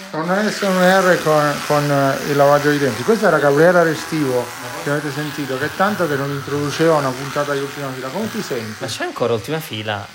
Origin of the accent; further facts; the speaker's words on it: Andria, Apulia, Italy; io sono di Andria, Trani.